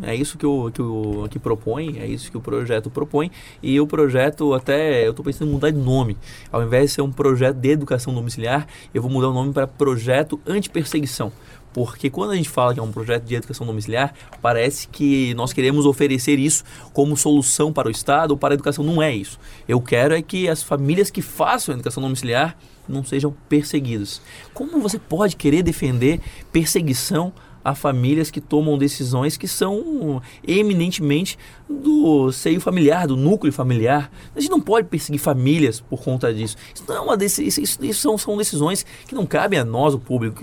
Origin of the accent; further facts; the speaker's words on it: Florianópolis, Santa Catarina, Brazil; eu sou de Florianópolis, então eu cresci vendo aquela ponte fechada